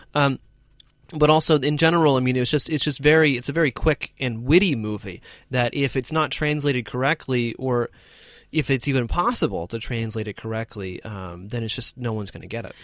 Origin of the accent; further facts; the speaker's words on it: United States; an American